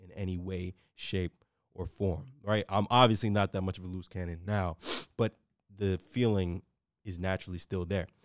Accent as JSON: {"language": "English", "town": "New York City", "region": "New York", "country": "United States", "tie": "born or raised there", "said": "I grew up in the Bronx in New York City"}